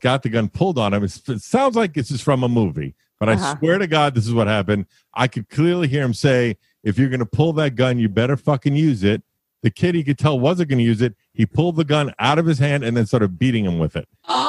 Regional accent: New York City, New York, United States; I grew up in what you would call Gravesend, which is not a very popular term, but that's where I grew up.

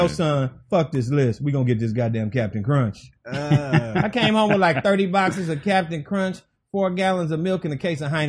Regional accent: Chicago, Illinois, United States; also born or lived in Los Angeles; I grew up in Chicago on the South Side.

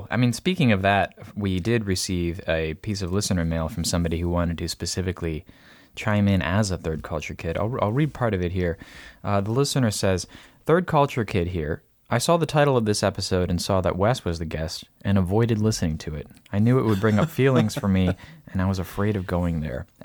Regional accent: Peru; born there; The taxi driver would ask me where I was from, and I would explain that I was born in Peru, but my parents were from the US.

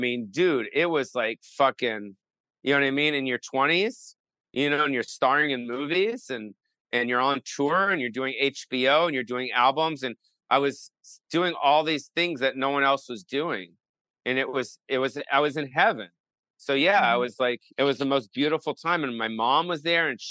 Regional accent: West Hollywood, California, United States; I grew up on the Sunset Strip

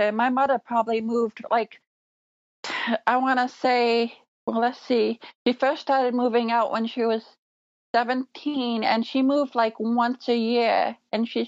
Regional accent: Elgin, Illinois, United States; born there; I was first born in Elgin, Illinois

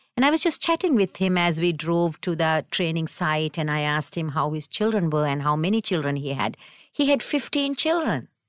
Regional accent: Sri Lanka; now in United States; I'm from South, South Asia, Sri Lanka originally

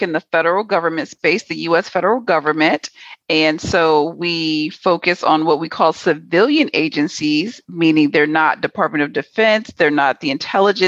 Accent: New York City, New York, United States; moved away as an adult; also born or lived in Washington, D.C. / Houston, Texas; I was born in DC. Both of my parents were federal government employees. My dad was an FBI agent. So the FBI moved us from DC to New York City. So I grew up in New York City

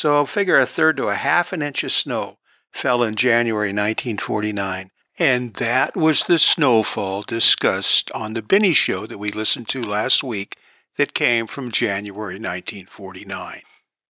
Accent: Long Beach, California, United States; born or raised there

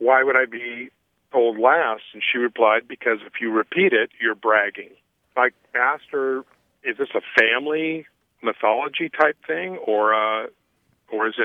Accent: Hanford, California, United States; I was born in the Central Valley, a little town called Hanford

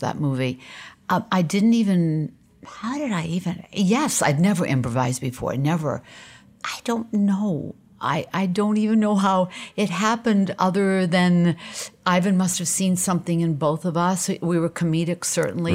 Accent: Portland, Maine, United States; moved away; I grew up in Portland, Maine

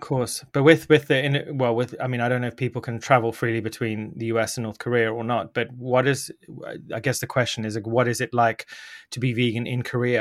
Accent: Zimbabwe; I grew up in Zimbabwe

